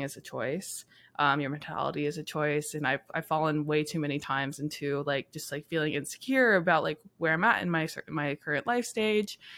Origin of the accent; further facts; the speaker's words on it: Yakima, Washington, United States; now in San Diego, United States; I'm also from Yakima, Washington, but I'm living here in San Diego